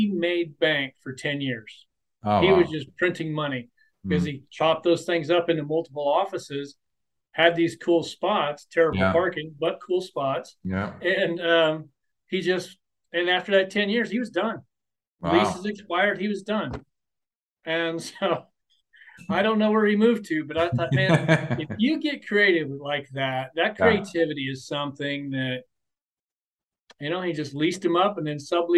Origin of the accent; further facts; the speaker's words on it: central Nebraska, United States; moved away; I'm from central Nebraska